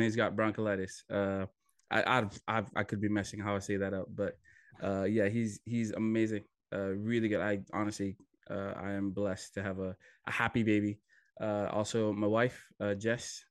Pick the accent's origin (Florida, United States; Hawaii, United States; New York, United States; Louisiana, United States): Hawaii, United States; moved away as an adult; also born or lived in Fiji / California; now in Swansea, United Kingdom; I am originally from Fiji, uh, then grew up in Hawaii, uh, went to school in college in California